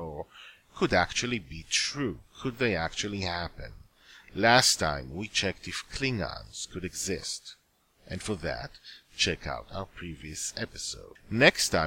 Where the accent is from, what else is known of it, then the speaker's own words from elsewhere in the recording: Israel; English is a second language; I was living in Israel, and did not speak English at the time